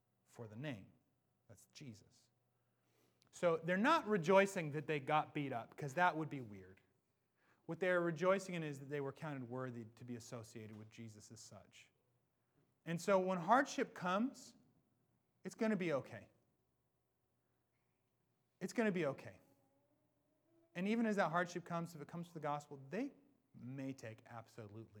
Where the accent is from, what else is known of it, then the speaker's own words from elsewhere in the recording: Washington, United States; I'm from Washington. This is home.